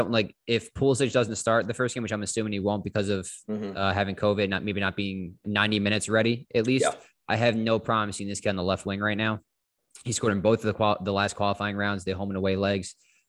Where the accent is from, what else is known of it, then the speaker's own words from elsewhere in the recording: United States; I'm American. Uncultured.